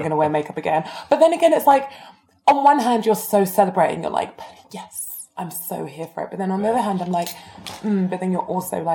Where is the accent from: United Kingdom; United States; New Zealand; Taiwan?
United Kingdom; London; from where I grew up in Edmonton, like Tottenham